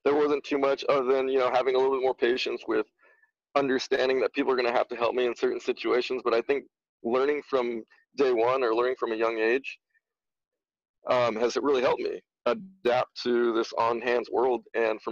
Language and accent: English; Gilroy, California, United States; growing up in Gilroy, I grew up with a small group of friends